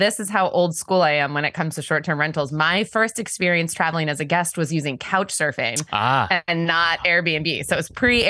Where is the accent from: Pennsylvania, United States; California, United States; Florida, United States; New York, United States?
Pennsylvania, United States; born or raised there; also born or lived in Washington, D.C. / North Carolina